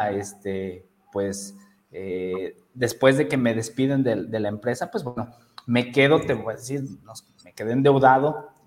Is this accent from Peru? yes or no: no; Toluca, State of Mexico, Mexico; moved away as an adult; now in León, Mexico; como yo soy de Toluca, Estado de México, eh, y emigramos a León, Guanajuato, no sé si ubiquen la, las ciudades acá en México, emigramos allá